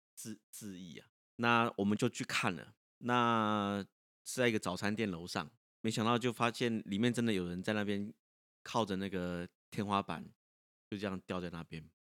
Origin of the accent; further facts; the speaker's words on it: Taichung, Taiwan; 我小时候，因为我台中东市嘛